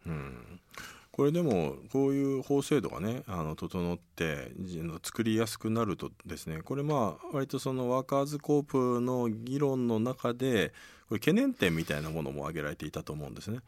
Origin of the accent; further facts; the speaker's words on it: Tokyo, Japan; also born or lived in Ueda, Nagano; 東京都出身なんですけど生まれが母親が長野県の上田市出身で